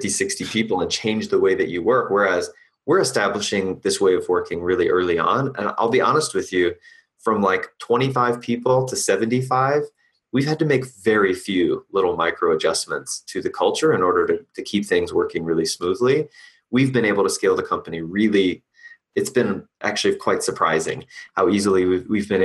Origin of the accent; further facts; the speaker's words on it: Boston, Massachusetts, United States; moved away; I'm originally from Boston